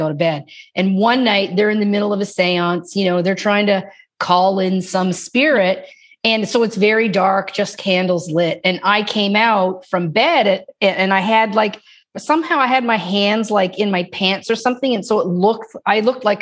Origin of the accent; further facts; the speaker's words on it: Newfoundland and Labrador, Canada; I'm from Newfoundland, which is a teeny tiny province outside